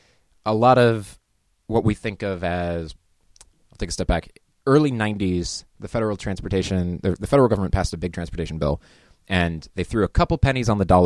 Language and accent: English; Beaverton, Oregon, United States; also born or lived in Twin Cities; I grew up in the Portland region out in Beaverton. Like all Oregonians, kind of got the salmon thing going on where you leave and come back. I went to school in the Twin Cities but returned.